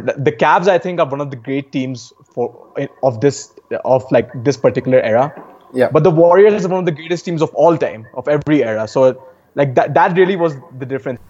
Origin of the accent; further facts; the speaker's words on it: Uttar Pradesh, India; the girls from Uttar Pradesh, my home state